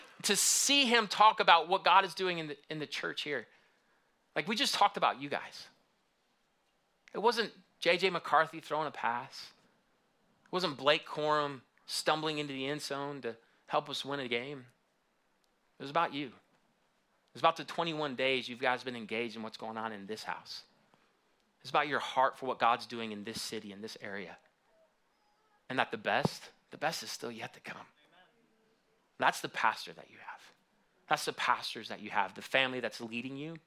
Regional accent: Michigan, United States; moved away; also born or lived in Houston; I grew up in Michigan

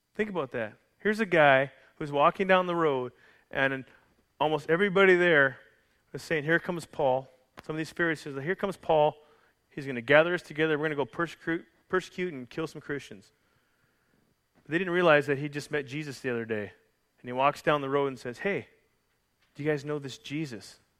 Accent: Calgary, Alberta, Canada; from Calgary, Alberta, Canada.

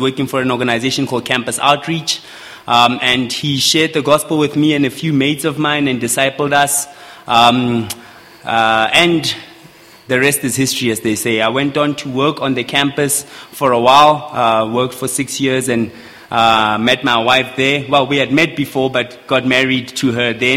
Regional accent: Mahikeng, North West, South Africa; now in Pretoria, South Africa; I come from Pretoria currently, but originally from Mafikeng, but my wife and I live in Pretoria

